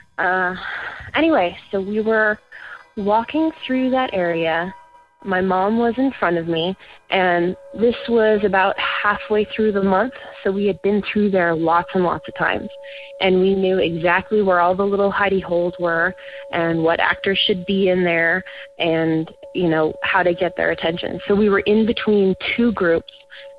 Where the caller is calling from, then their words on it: Burbank, California, United States; I'm calling from Burbank, California.